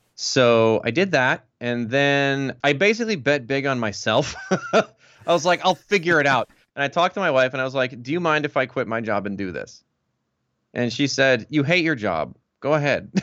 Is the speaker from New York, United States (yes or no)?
no; Milwaukee, Wisconsin, United States; moved away as an adult; now in Los Angeles, United States; I'm originally from Milwaukee